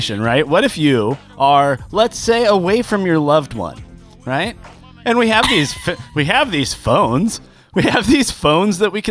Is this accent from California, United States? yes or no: yes; California, United States; I'm a Californian